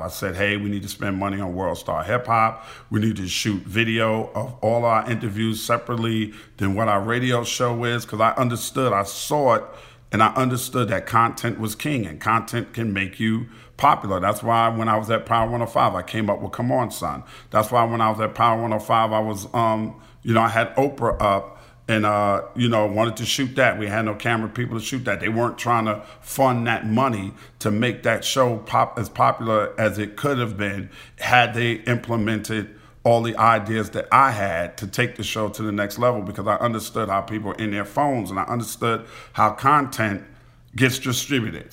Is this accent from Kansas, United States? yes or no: no; New York City, New York, United States; where I grew up at in Queens